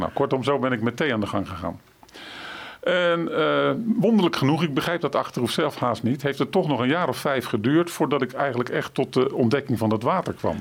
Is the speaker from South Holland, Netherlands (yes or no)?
yes; Rotterdam, South Holland, Netherlands; ik ben natuurlijk van Rotterdam, van huis uit een Rotterdammer